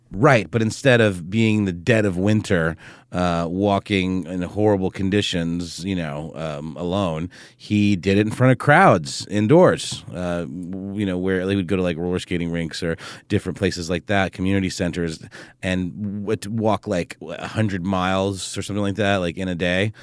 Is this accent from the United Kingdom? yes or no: no; Germany; moved away; when I was a kid growing up in Germany